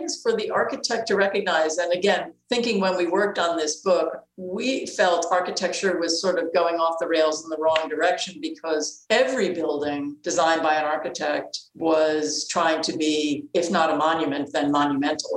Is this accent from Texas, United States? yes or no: no; New York City, New York, United States; I grew up in Queens